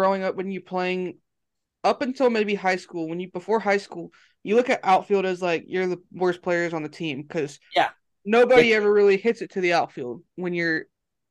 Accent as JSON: {"language": "English", "region": "California", "country": "United States", "moved": "as an adult", "lives_now": "Alabama, United States", "said": "I'm from Alabama, or I live in Alabama, and he lives in California. I'm originally from California, moved out here about 3 years ago"}